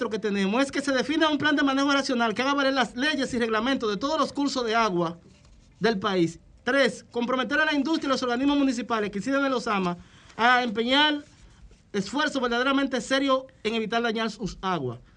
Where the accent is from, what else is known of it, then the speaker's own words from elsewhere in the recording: Peralvillo, Monte Plata, Dominican Republic; Nosotros somos del municipio de Peralvillo, de la provincia de Monteplata.